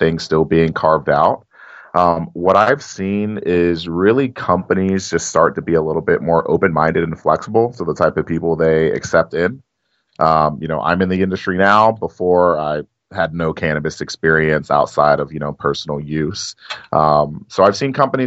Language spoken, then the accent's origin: English; Cincinnati, Ohio, United States; my hometown of Cincinnati